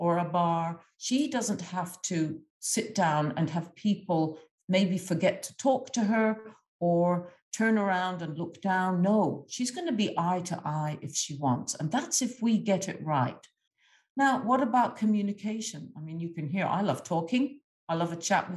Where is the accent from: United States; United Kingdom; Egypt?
Egypt; moved away; I grew up in a lower-income country, I grew up in Egypt